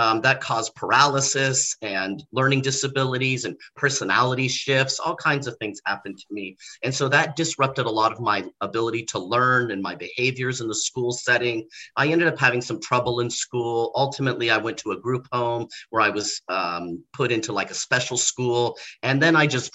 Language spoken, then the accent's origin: English; Torrance, California, United States; moved away as an adult; also born or lived in Redondo Beach, California; now in Orlando, United States; I was raised in Los Angeles, California. I grew up in a neighborhood called Torrance